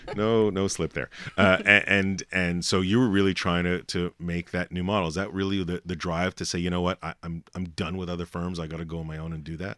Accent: Montreal, Quebec, Canada; I'm from Montreal

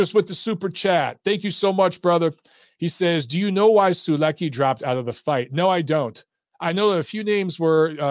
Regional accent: Detroit, Michigan, United States; also born or lived in Los Angeles; now in Atlanta, United States; I grew up in Detroit

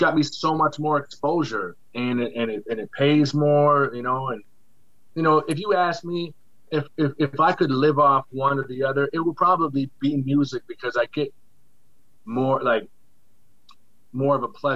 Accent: Nova Scotia, Canada; I tell somebody I'm from Scotia, they embrace me immediately

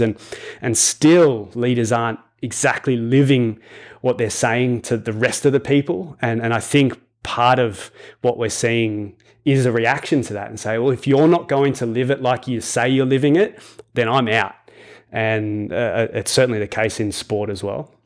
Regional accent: Australia; I was raised in Australia

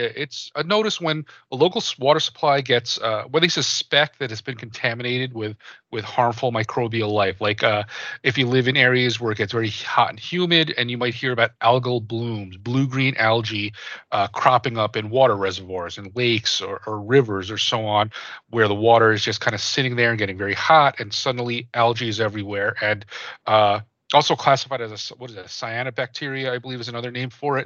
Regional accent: New Jersey, United States; I, I grew up in New Jersey. I grew up in the East Coast

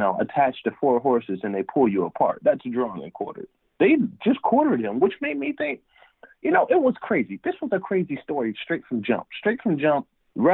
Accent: Harrisburg, Pennsylvania, United States; moved away as an adult; now in San Diego, United States; I grew up in Harrisburg, Pennsylvania, right in the capital.

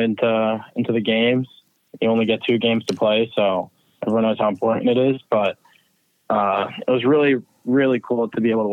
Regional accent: New Jersey, United States; I'm from New Jersey

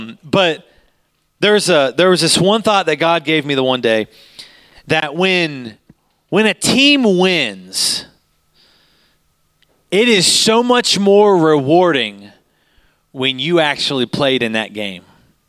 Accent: Utah, United States; We came from Utah, and we don't know where we're supposed to be

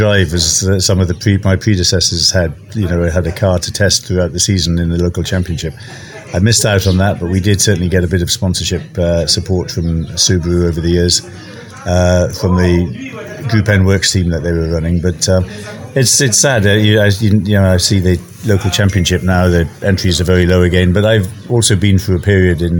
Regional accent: Wales, United Kingdom; moved away as an adult; also born or lived in Germany; now in Kenya; I'm from Wales originally. I left Wales when I was 18, went to Germany, spent 10 years there

